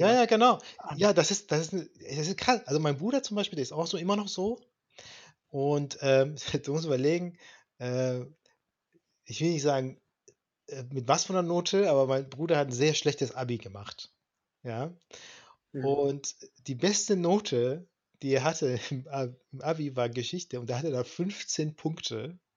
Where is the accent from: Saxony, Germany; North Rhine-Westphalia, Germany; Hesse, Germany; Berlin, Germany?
North Rhine-Westphalia, Germany; Langenfeld; ich bin ja in Langfeld aufgewachsen. Wir sind hier nach Düsseldorf gefahren